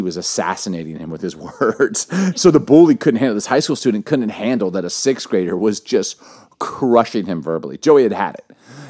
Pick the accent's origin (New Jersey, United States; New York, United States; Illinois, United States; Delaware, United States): Illinois, United States; Chicago; also born or lived in Baltimore; We grew up in Baltimore, Chicago, but one place we lived, do you remember Bartlett, Vic, in Chicago?